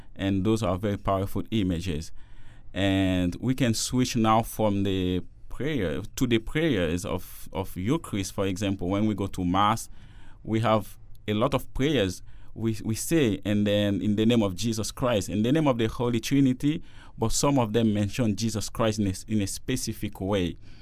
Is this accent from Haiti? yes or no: yes; Haiti; now in Toronto, Canada; I'm a Jesuit from Haiti. And I'm doing theology now in Toronto at Regis College.